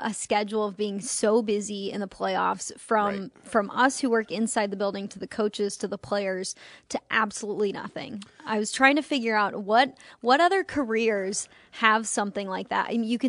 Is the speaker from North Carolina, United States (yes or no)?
no; Chicago, Illinois, United States; I'm from Chicago, spent 18 years of my life there, and it feels like Chicago outside.